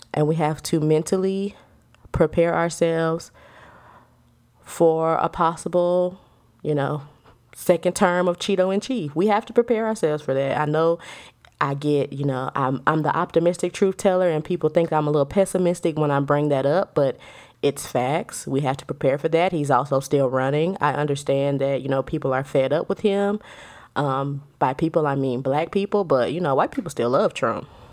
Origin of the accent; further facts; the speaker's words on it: United States; We are all American citizens.